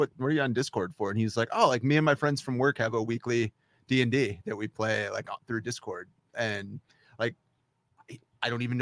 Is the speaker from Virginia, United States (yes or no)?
yes; Virginia Beach, Virginia, United States; now in Maine, United States; I grew up in Virginia Beach